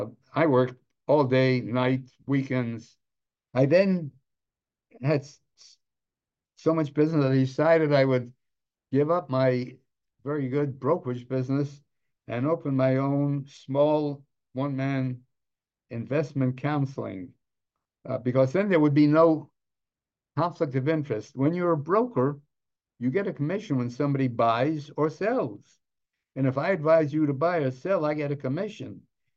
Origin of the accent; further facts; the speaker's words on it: Los Angeles, California, United States; I came from the wrong side of the tracks. I was a kid from Boyle Heights.